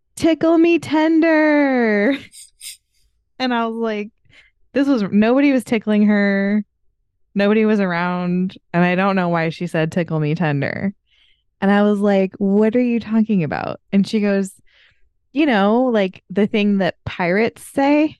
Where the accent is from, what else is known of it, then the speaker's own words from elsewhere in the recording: United States; I'm from America